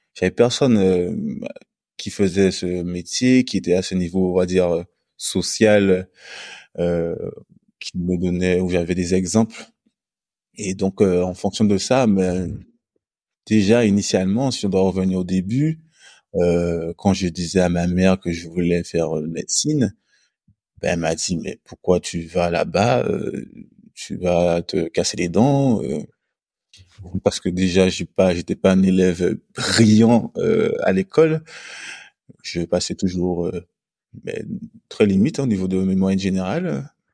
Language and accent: French; Guadeloupe; also born or lived in Lille, France; now in Martinique; je suis originaire de la Guadeloupe